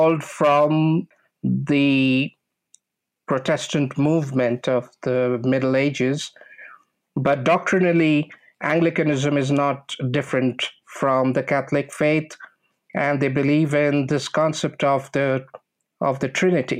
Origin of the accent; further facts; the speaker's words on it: Kolkata, West Bengal, India; moved away as an adult; also born or lived in Texas; now in Guanajuato, Mexico; I started from the University of Calcutta, which is my hometown. And I was born in Kolkata, India